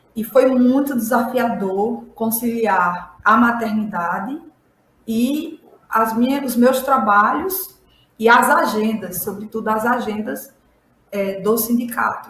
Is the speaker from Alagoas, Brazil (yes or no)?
yes; Ouro Branco, Alagoas, Brazil; Eu sou sertaneja, sou do estado de Alagoas, da região semiárida, um município chamado Ouro Branco Alagoas